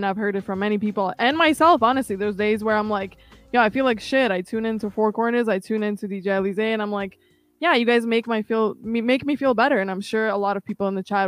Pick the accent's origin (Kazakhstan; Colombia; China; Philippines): Kazakhstan; English is a second language; now in Toronto, Canada; I came from Kazakhstan in 2006. I actually barely spoke English when I first got here.